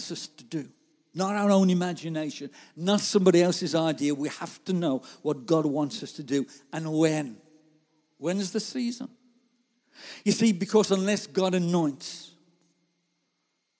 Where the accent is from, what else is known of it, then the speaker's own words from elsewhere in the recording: Gornal, West Midlands, United Kingdom; moved away as an adult; now in Warsaw, Poland; I'm just from Gornal